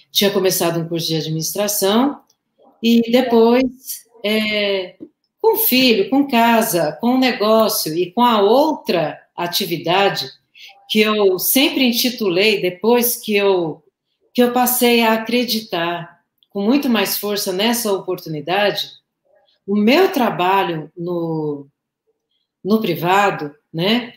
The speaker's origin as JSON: {"language": "Portuguese", "region": "São Paulo", "country": "Brazil", "also_born_or_lived": "Osasco", "moved": "as an adult", "lives_now": "Goiânia, Brazil", "said": "eu sou de São Paulo, tá? Capital."}